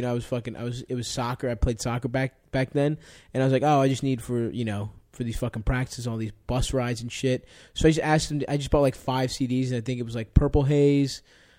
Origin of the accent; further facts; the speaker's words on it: Baltimore, Maryland, United States; I grew up in Baltimore